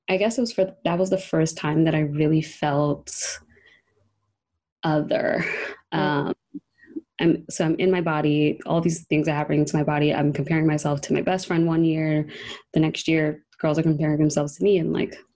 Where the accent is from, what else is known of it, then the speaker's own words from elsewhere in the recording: New York City, New York, United States; also born or lived in Long Island; In New York. So I'm originally from Harlem.